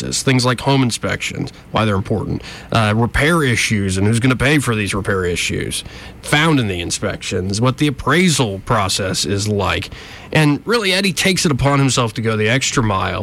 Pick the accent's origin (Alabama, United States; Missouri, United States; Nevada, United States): Alabama, United States; Montgomery; I was born and raised in Montgomery